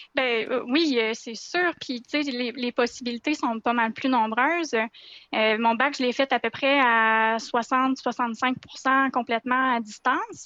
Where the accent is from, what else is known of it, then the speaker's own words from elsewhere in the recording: Quebec City, Quebec, Canada; j'ai grandi à Québec, je suis une fille de Québec.